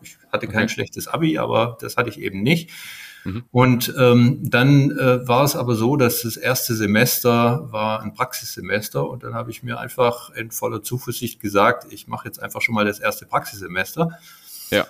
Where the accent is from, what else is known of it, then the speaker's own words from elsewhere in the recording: Stuttgart, Baden-Württemberg, Germany; moved away as an adult; also born or lived in United States; Ich bin ähm, in Stuttgart geboren